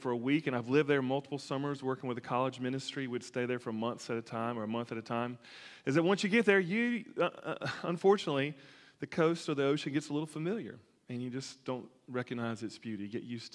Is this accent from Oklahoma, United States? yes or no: no; Alabama, United States; growing up in Alabama